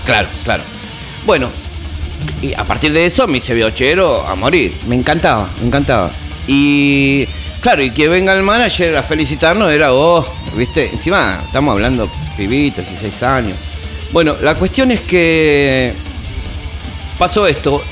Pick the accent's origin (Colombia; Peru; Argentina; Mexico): Argentina; Lomas de Zamora, Buenos Aires Province; also born or lived in Caballito, Buenos Aires; yo nací acá en Caballito, acá no. Pero bueno, ya de muy chico, a los nueve años, ya me fui para